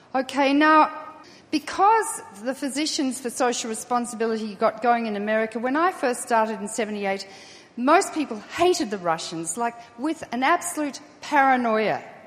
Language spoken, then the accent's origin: English; Australia; I'm Australian